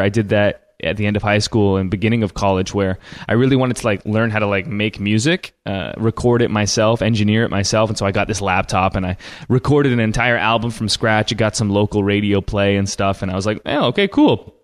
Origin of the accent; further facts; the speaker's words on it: Canada; I'm Canadian.